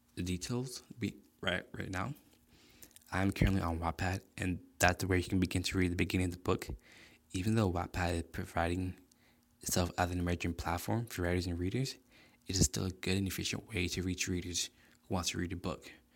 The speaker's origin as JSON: {"language": "English", "region": "South Florida", "country": "United States", "tie": "born or raised there", "moved": "as an adult", "lives_now": "Illinois, United States", "said": "I was originally born and raised in South Florida, but I moved to Illinois last year"}